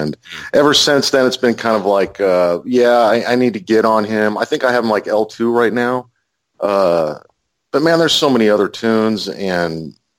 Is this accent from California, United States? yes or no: yes; California, United States; also born or lived in Ohio / Oklahoma; now in Texas, United States; I haven't lived here very long, maybe a couple years. I'm originally from California and Ohio and Oklahoma and all over the place.